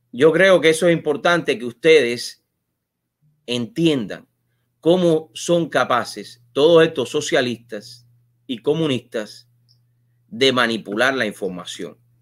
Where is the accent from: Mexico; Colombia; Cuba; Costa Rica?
Cuba; moved away as an adult; yo me fui de Cuba hace casi 21 años